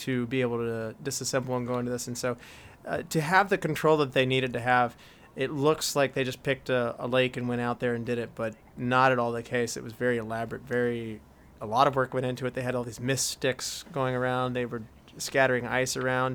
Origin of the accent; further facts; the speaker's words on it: West Virginia, United States; we're from West Virginia